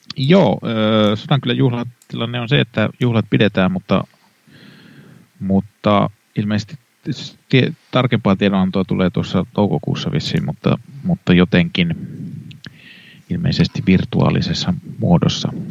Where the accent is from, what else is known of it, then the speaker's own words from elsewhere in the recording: Kannus, Central Ostrobothnia, Finland; moved away; minä olen kannuksesta kotoisin